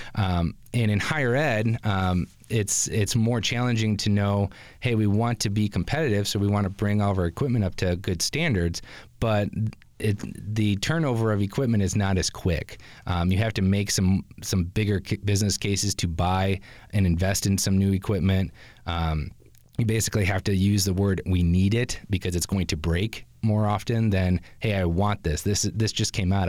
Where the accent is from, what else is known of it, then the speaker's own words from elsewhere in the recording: Grand Rapids, Michigan, United States; moved away; as a Grand Rapids native